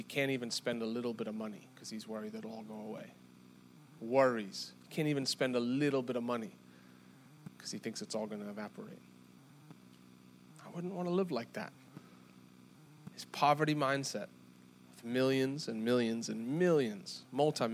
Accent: South Africa; moved away; I'm from South Africa

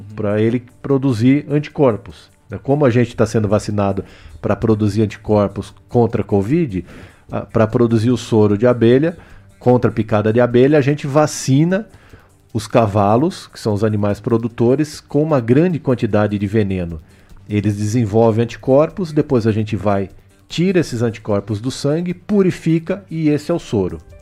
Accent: Botucatu, São Paulo, Brazil; eu nasci aqui em Botucatu, estudei no IECA, estudei no La Salle, estudei no Objetivo, ou seja, a, minha formação eu devo a essa cidade

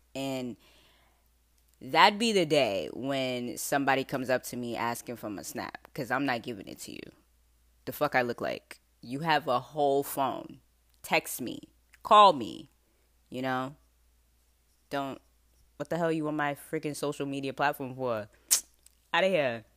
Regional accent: West Palm Beach, Florida, United States; accent: southern; now in Rhode Island, United States; because I'm southern, okay? I was born in West Palm Beach, Florida

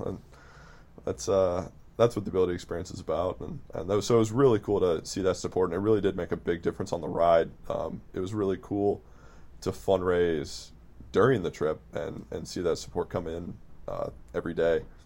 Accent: Midwest, United States; I'm from the Midwest

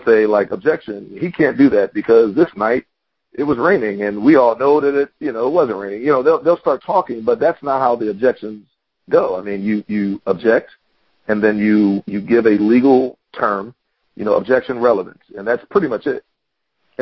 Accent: Philadelphia, Pennsylvania, United States; moved away; I'm originally from Pennsylvania, from Philadelphia

